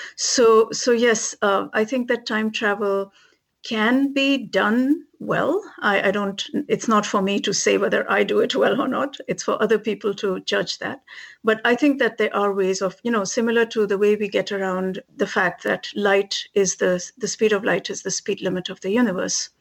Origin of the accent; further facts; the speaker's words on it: India; moved away as an adult; now in Massachusetts, United States; I was a kid growing up in India